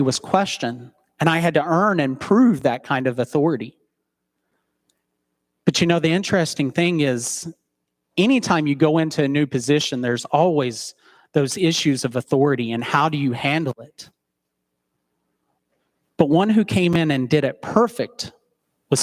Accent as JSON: {"language": "English", "town": "Chattanooga", "region": "Tennessee", "country": "United States", "tie": "born or raised there", "moved": "yes", "lives_now": "Central City, United States", "said": "return to my hometown of Chattanooga, Tennessee"}